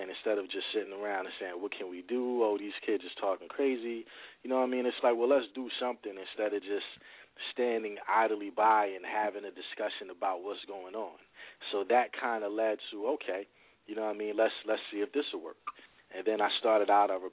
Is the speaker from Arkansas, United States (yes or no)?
no; New Brunswick, New Jersey, United States; I've lived all over New Brunswick, but I, I grew up pretty much on Livingston and Townsend, and, and then we moved from there to Redmond.